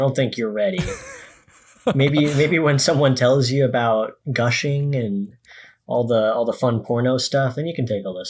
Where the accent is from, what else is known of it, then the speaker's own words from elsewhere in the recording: West Bloomfield, Michigan, United States; This is West Bloomfield, Michigan, which is a—